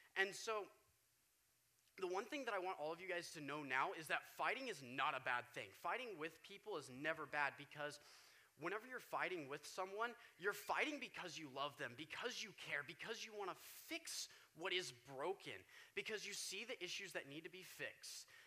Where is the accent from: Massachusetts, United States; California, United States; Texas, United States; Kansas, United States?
Kansas, United States; Wichita; now in Oregon, United States; where I'm from, I'm from Wichita, Kansas, for those of you that don't know. I moved out here about two years ago